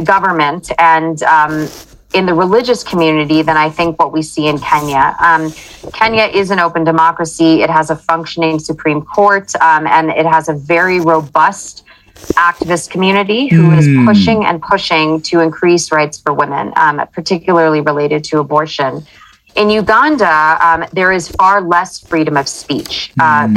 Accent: United States; as an American, I was born and raised in the United States

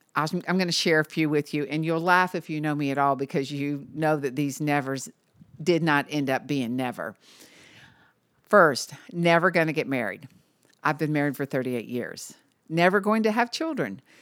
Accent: Marietta, Georgia, United States; also born or lived in Chattanooga, Tennessee; I always tell everyone I'm from Atlanta, but actually I was born in Chattanooga. I only lived there for a few months, and my dad landed a job at Lockheed. So we moved to Marietta, Georgia, which is a suburb of Atlanta.

